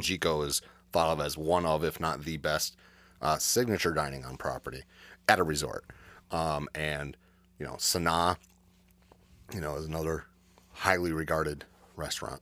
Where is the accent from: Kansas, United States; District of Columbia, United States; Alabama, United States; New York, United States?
New York, United States; the Adirondacks; I grew up in the Adirondacks. I grew up about two hours, eh, More like ninety minutes north of Saratoga Springs.